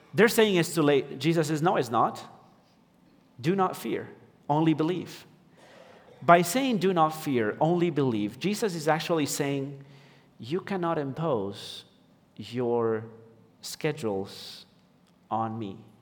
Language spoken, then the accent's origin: English; Ecuador; moved away; I'm from Ecuador, and my wife is American